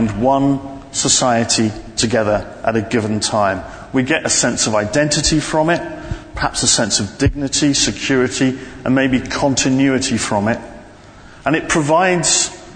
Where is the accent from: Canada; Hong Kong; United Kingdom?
United Kingdom; London; me from the centre of London.